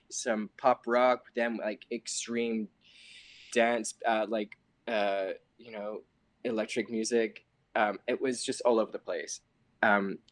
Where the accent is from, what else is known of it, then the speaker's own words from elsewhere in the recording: Australia; moved away; being Australian